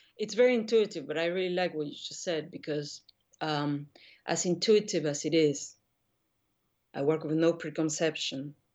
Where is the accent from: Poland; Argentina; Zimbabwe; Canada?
Argentina; Buenos Aires; moved away as an adult; also born or lived in New York; now in Paris, France; I grew up in Argentina